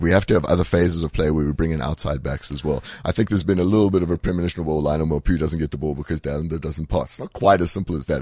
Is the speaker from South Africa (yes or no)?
yes; South Africa; as a South African